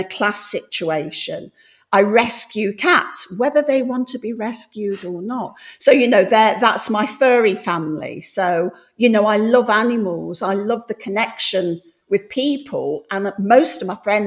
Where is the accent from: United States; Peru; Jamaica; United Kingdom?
United Kingdom; Coalville, Midlands; now in London, United Kingdom; I grew up in the Midlands